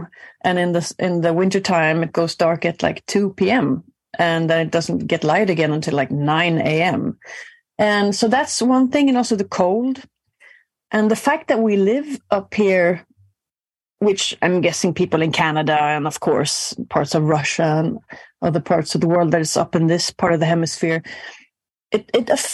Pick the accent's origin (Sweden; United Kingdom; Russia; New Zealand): Sweden; Gothenburg, Västra Götaland; I grew up in Gothenburg in the late 80s